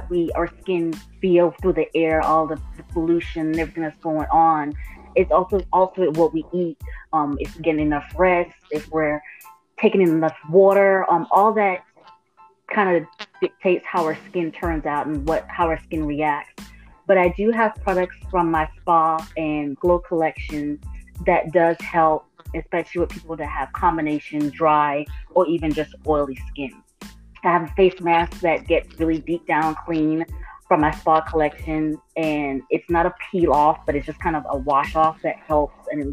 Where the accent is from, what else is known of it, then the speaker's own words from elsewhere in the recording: U.S. Virgin Islands; now in Athens, United States; Originally, I'm from St. Thomas, Virgin Islands, but I currently reside in Georgia